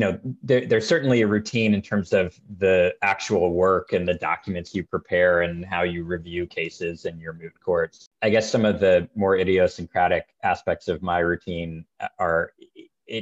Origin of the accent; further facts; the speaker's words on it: Marin, California, United States; I grew up in Marin